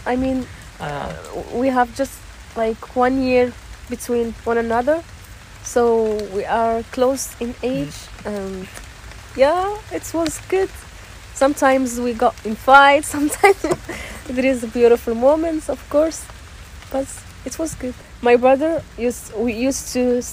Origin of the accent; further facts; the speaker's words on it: Rabat, Rabat-Salé-Kénitra, Morocco; moved away as an adult; now in Berlin, Germany; I'm from Rabat, the capital city of Morocco